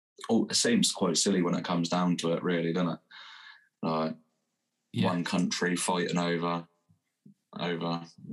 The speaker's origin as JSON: {"language": "English", "country": "Ireland", "tie": "born or raised there", "also_born_or_lived": "England", "said": "My dad, I was born in England, but my dad moved to Ireland when I was 2.5."}